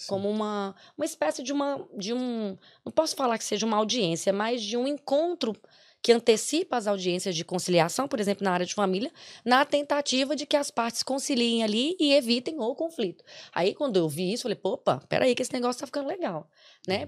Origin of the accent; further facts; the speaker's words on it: Brazil; moved away as an adult; now in Ireland; nós viemos do Brasil para cá